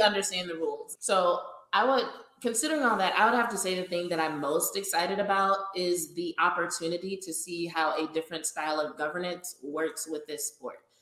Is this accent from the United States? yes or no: yes; Louisiana, United States; now in Austin, United States; I grew up in Louisiana. I still feel very connected to my home state